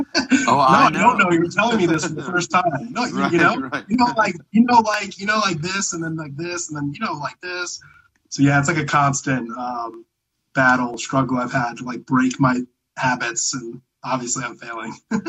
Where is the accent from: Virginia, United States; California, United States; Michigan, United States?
California, United States; Sorry, I'm from Southern California, so like is like in every one of my sentences